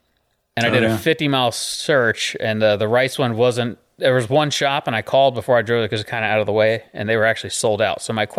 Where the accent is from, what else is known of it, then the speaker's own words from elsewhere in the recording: Boonville, North Carolina, United States; So I'm from Boonville, North Carolina. So there's more than one Boonville. That's where I'm from, is Boonville, North Carolina.